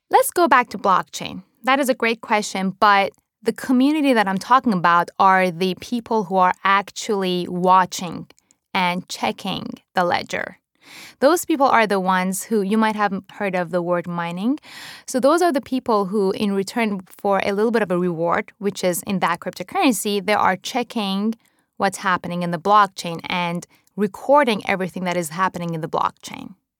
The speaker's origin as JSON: {"language": "English", "country": "Iran", "tie": "born or raised there", "also_born_or_lived": "Japan", "moved": "yes", "lives_now": "United States", "said": "I was born and raised in Iran to a Jewish family during the Iran Iraq War"}